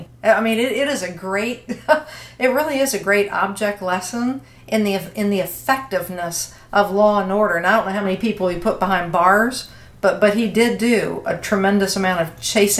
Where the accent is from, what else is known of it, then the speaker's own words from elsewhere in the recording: Virginia, United States; and in Virginia, your home state, my home state.